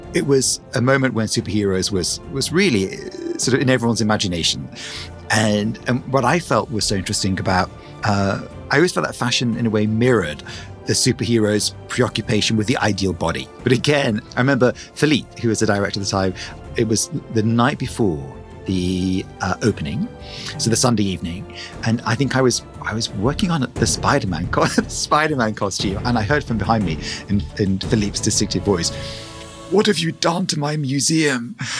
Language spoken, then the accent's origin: English; England, United Kingdom; moved away